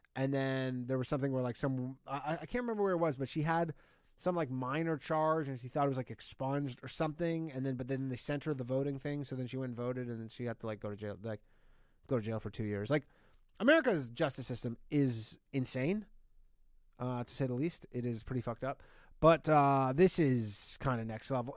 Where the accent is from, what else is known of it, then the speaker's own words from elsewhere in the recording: Burlington, Ontario, Canada; Burlington, Ontario, what is up? My hometown